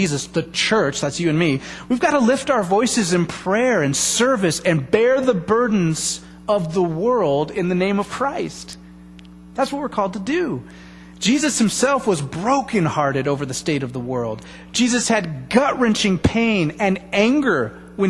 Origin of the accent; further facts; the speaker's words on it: United States; As an American people